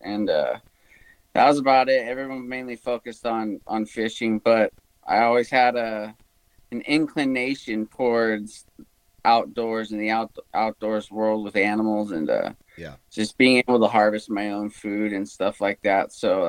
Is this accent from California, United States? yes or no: yes; Huntington Beach, California, United States; Yeah, I was born and raised about an hour south of Los Angeles in a surfing community called Huntington Beach.